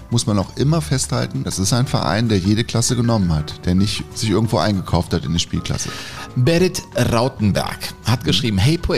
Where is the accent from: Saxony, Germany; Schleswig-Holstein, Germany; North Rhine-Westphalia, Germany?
North Rhine-Westphalia, Germany; Herne; Ich bin nicht nur ein Kind des Ruhrgebiets, sondern supporte den SV Sodingen auch hin und wieder bei Spielen in der Westfalenliga